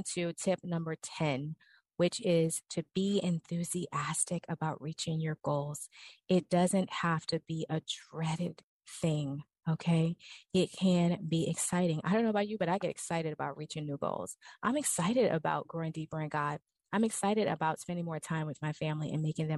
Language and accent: English; New Orleans, Louisiana, United States; I'm from New Orleans